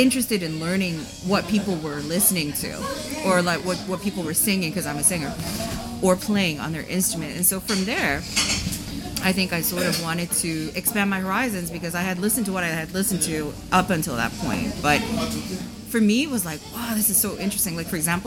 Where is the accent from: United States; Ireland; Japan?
Japan; moved away; I was born and raised in Japan